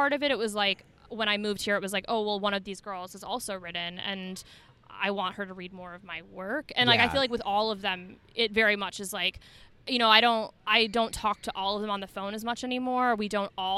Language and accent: English; Detroit, Michigan, United States; growing up in the Detroit area